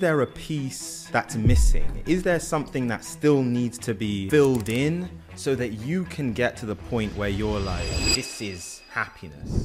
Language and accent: English; London, United Kingdom; moved away as an adult; now in New York, United States; I'm from London originally.